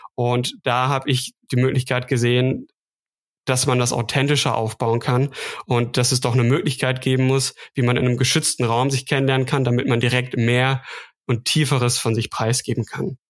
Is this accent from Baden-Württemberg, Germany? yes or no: no; Münsterland, North Rhine-Westphalia, Germany; now in Stuttgart, Germany; ich bin ähm, in Stuttgart, komme aber ursprünglich aus dem Münsterland. Vielleicht klingt das noch so leicht raus, also nordrhein-westfälische Wurzeln